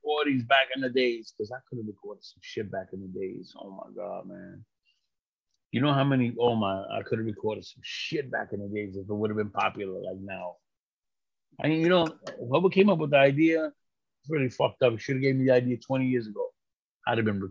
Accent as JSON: {"language": "English", "region": "New York", "country": "United States", "also_born_or_lived": "Puerto Rico", "moved": "as an adult", "lives_now": "New Jersey, United States", "said": "I'm from New York"}